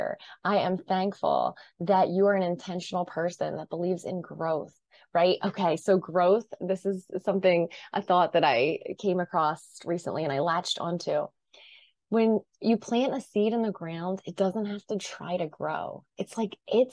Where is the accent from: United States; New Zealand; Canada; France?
United States; New Jersey; I'm from New Jersey. I kind of live at the Jersey Shore